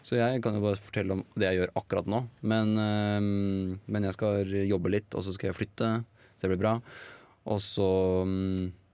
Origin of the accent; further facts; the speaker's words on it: Eina, Innlandet, Norway; jeg er glad i å være liksom hjemme på Eina